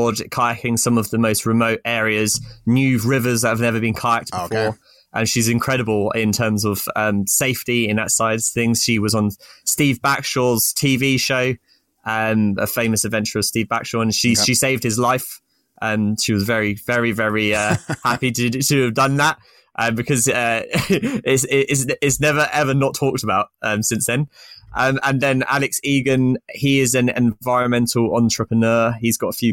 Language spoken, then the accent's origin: English; St Albans, East of England, United Kingdom; I'm from sort of just north of London in Hertfordshire, St. Albans